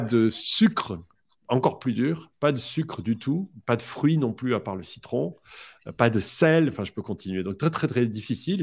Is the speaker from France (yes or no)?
yes; France; je suis français